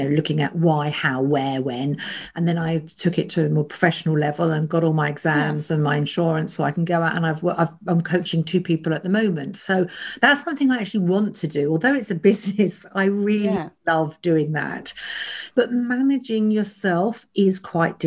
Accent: Kent, South East England, United Kingdom; I was brought up in Kent

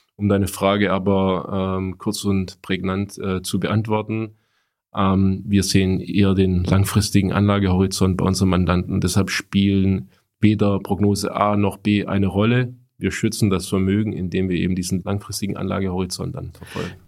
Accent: Stuttgart, Baden-Württemberg, Germany; ich als Stuttgarter

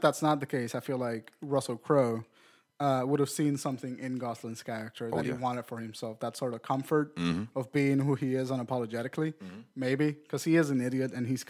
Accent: Puerto Rico; I was from Puerto Rico and I fucking heard about Yoo-hoo.

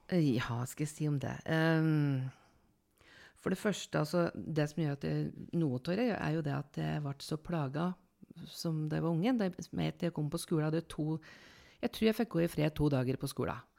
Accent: Lillehammer, Innlandet, Norway; born there; Ja, jeg snakker litt annerledes, for jeg er født på Lillehammer

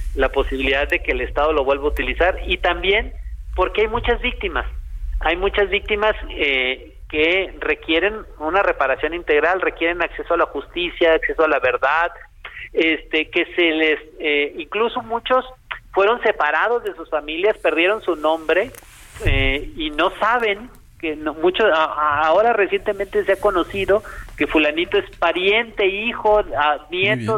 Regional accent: Culiacán, Sinaloa, Mexico; yo soy de Culiacán

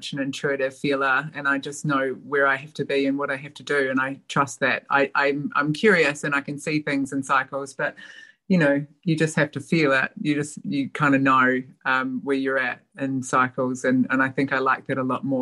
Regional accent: New Zealand; moved away as an adult; also born or lived in Australia; now in Melbourne, Australia; My dad and family still live in my hometown

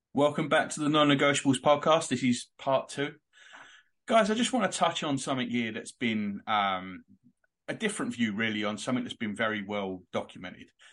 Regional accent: London, United Kingdom; moved away; We're from Islington. We're both now living five and a half thousand miles away

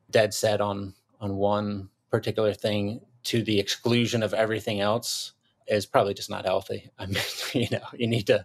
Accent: Philadelphia, Pennsylvania, United States; move into Philly, in my hometown, my home city.

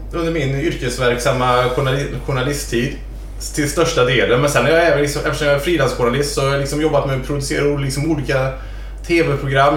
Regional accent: near Lilla Edet, outside Gothenburg, Västra Götaland, Sweden; jag är uppvuxen lite utanför Lilla Edet. Utanför Göteborg.

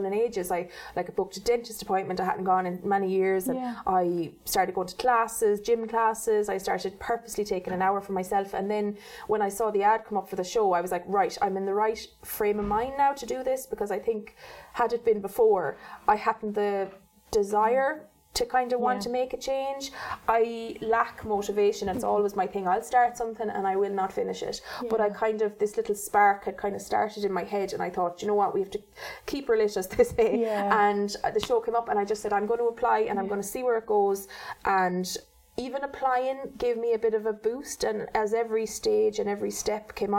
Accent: County Mayo, Ireland; I'm 36 and I'm from County Mayo

